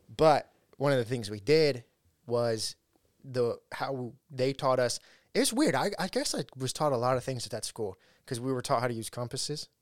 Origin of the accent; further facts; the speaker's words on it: Ridgecrest, California, United States; one of the houses we lived in, in, in my hometown, Ridgecrest